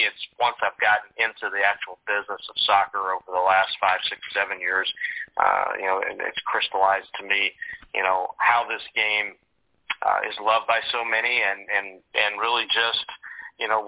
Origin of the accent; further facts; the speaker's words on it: the South, United States; growing up in the South